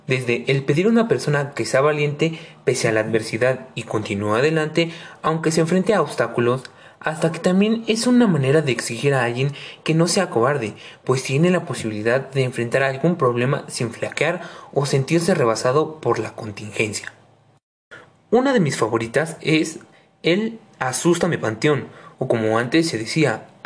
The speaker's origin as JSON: {"language": "Spanish", "country": "Mexico", "said": "Otra de las expresiones que también venimos manejando como buenos mexicanos es vete a ver si ya puso la marrana"}